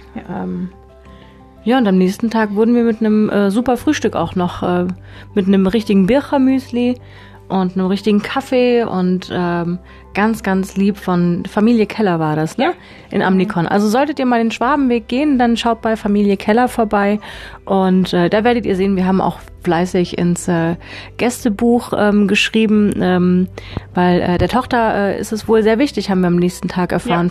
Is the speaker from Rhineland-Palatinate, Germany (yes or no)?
no; Konstanz, Baden-Württemberg, Germany; Wir kommen beide aus Konstanz